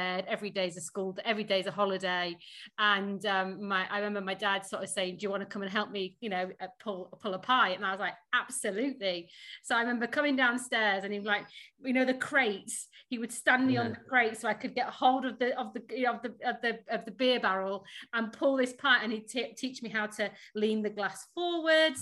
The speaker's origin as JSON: {"language": "English", "town": "Sheffield", "region": "Yorkshire and the Humber", "country": "United Kingdom", "tie": "born or raised there", "also_born_or_lived": "Surrey", "accent": "northern", "moved": "as an adult", "lives_now": "London, United Kingdom", "said": "I am a Sheffield bird. I grew up in Sheffield."}